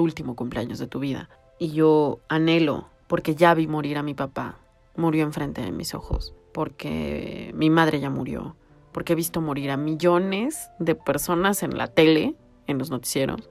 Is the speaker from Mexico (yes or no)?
yes; Mexico City, Mexico; soy chilanga